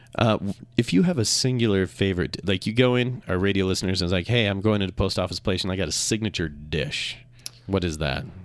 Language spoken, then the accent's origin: English; Minnesota, United States; moved away as an adult; also born or lived in Seattle; now in Utah, United States; I grew up in Minnesota